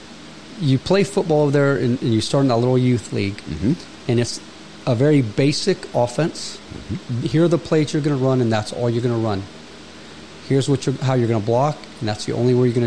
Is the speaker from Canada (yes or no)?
no; Gas City, Indiana, United States; growing up here